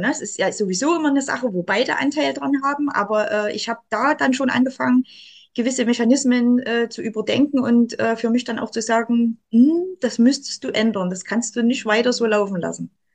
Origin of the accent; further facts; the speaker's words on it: Saxony, Germany; ich als Sachse, ich trinke ja gern Kaffee